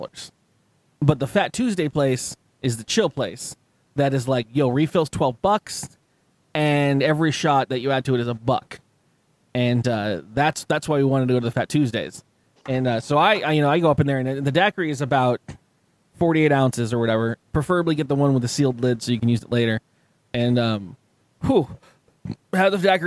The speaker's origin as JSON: {"language": "English", "town": "San Diego", "region": "California", "country": "United States", "said": "I'm from San Diego, it's California"}